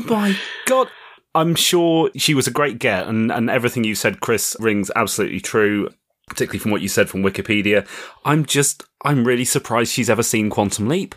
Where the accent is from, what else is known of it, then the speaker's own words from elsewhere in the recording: United Kingdom; I'm British